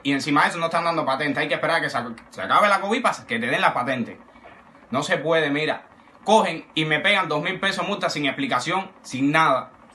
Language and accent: Spanish; Cuba; soy un ciudadano cubano